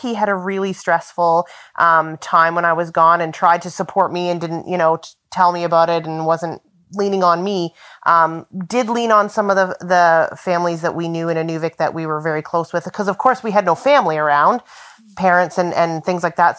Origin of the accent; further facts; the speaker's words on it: Southern Ontario, Canada; moved away as an adult; also born or lived in Yellowknife; now in Inuvik, Canada; I grew up in Southern Ontario